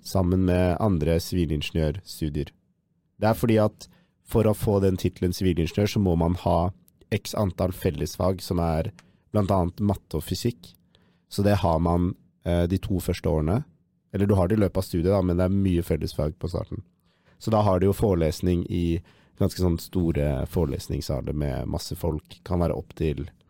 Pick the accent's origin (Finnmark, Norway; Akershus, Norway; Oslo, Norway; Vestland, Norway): Oslo, Norway; moved away as an adult; now in Trondheim, Norway; fra Oslo